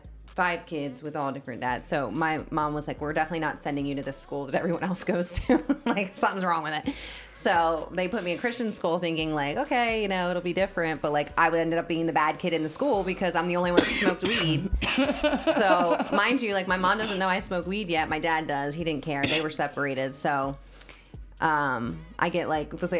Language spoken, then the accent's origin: English; New Jersey, United States; I'm from Jersey